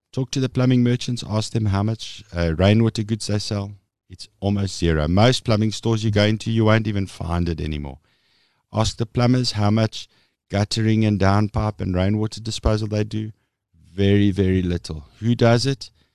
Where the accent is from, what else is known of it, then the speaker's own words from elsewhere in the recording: Meyerton, Gauteng, South Africa; So I was born and bred in Meierton, which, for those of you who don't know, it's a little dorpy, uh, sort of eh, nestled between, eh, Vereniging en Alberton in Gauteng